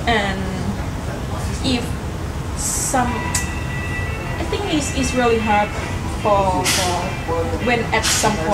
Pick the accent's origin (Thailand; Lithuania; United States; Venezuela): Thailand; Bangkok; English is a second language; moved away; I'm from Thailand, Bangkok